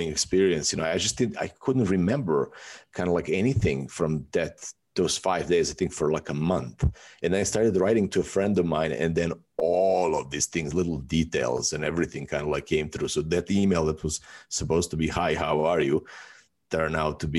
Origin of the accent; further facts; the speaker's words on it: Serbia; moved away as an adult; also born or lived in Athens, Greece; now in Bali, Indonesia; I was born in Yugoslavia